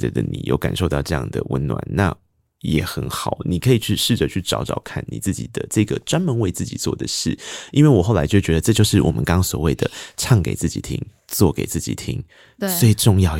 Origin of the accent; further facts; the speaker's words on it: Tainan, Taiwan; 因为我也是个台南人嘛